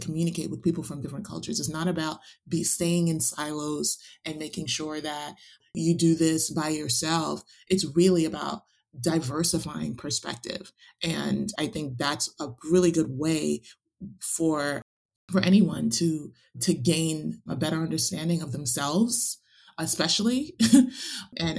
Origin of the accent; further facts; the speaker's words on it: New York City, New York, United States; also born or lived in Westchester, New York; growing up in the Bronx and attending predominantly white schools in Westchester, New York.